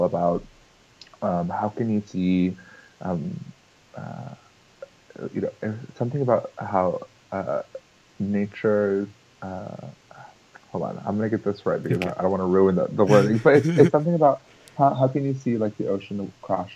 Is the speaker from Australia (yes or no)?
no; Puerto Rico; I was born in Puerto Rico, my family is from there